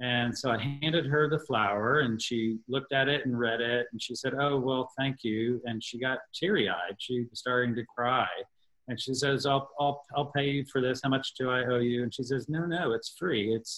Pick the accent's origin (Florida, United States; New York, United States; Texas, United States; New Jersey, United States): Texas, United States; one of the last few times that the show had just come here to my home state of Texas before everything was canceled. And so when it came here to Austin